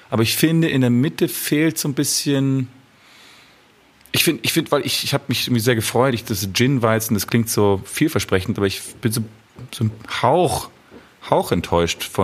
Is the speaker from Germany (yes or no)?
no; Italy; ich habe einen Brief an meine italienischen, meine italienische Großfamilie geschrieben. Ich bin Italiener.